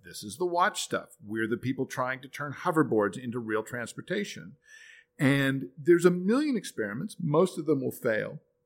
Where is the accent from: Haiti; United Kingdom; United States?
United States; as an American